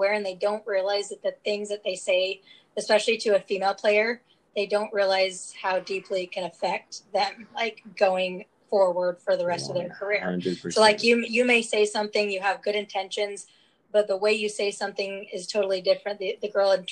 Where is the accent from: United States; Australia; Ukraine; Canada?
United States; Utah; I transferred back to my home state because I'm from Utah.